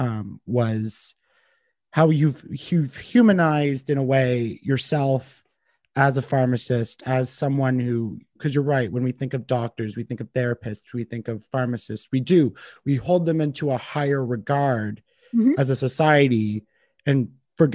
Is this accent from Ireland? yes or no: no; Canada; as a Canadian